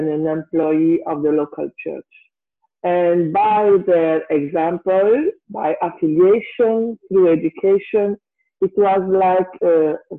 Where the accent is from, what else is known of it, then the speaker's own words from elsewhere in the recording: Tahiti, French Polynesia; born there; Excuse me. I was born in 1968 in Tahiti, in a family of seven children.